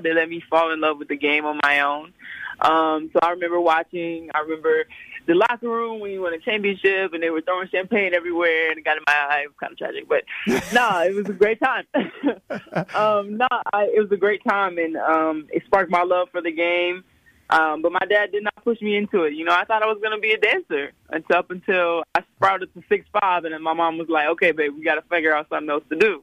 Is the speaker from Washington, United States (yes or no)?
no; Slidell, Louisiana, United States; moved away; I grew up in Slidell, Louisiana. That's like uh, 20 minutes outside of New Orleans.